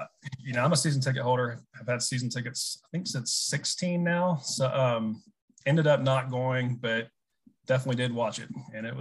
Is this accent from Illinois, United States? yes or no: no; Atlanta, Georgia, United States; also born or lived in Baton Rouge, Louisiana; My family moved to the Atlanta area when I was 2, and we moved to be your basically next door neighbor. Yeah. When I was 4 or 5. So that's how we've known each other for 30 plus years now. So we moved from Baton Rouge, Louisiana.